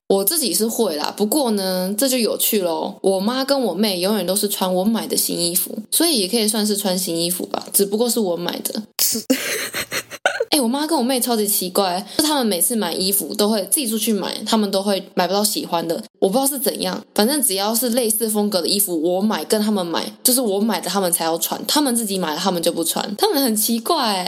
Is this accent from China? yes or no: no; southern Taiwan, Taiwan; 因为我的家乡算是在南部